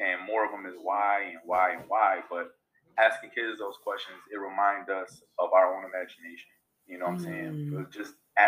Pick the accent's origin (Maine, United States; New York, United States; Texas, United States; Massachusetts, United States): New York, United States; Rochester; I am born and raised in Rochester. Proud teacher of Rochester City School District